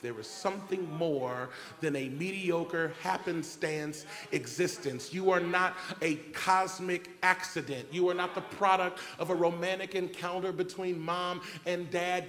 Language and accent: English; Cincinnati, Ohio, United States; the God who created me and birthed me in Cincinnati, Ohio in 1973